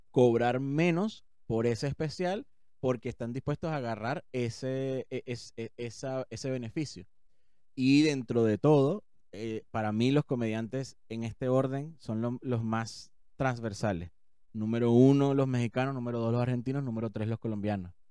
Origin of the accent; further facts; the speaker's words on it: Venezuela; now in Chile; yo soy venezolano